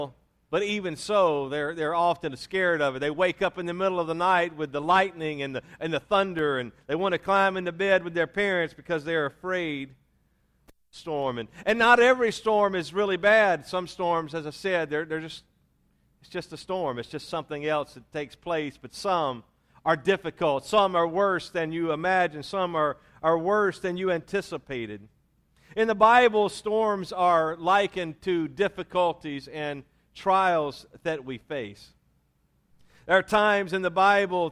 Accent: Louisiana, United States; also born or lived in Mississippi; I was raised in Louisiana, born in Mississippi, but raised in Louisiana.

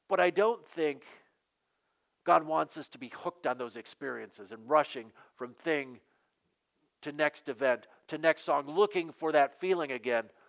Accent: Western Michigan, United States; growing up in Western Michigan there is a value that's built into us

